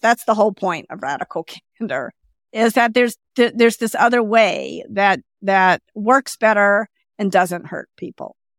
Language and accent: English; the South, United States; I grew up in the South, and I'm a woman